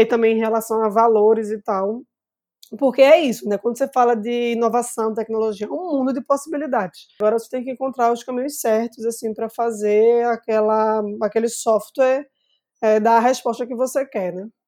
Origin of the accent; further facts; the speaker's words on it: Recife, Pernambuco, Brazil; como uma boa recifense, bairrista